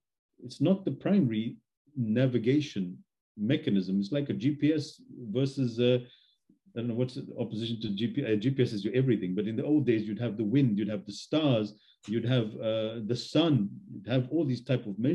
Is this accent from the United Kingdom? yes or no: no; Australia; I was raised in Australia